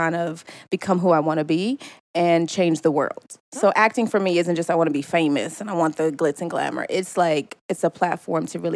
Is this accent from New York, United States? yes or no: no; Chicago, Illinois, United States; now in Los Angeles, United States; I was born and raised in Chicago, then moved to the suburbs.